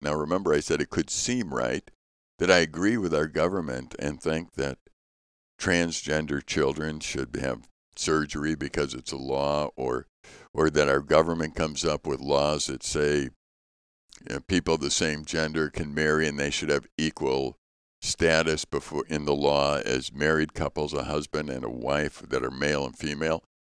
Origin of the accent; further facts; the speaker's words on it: Chicago, Illinois, United States; Growing up in Chicago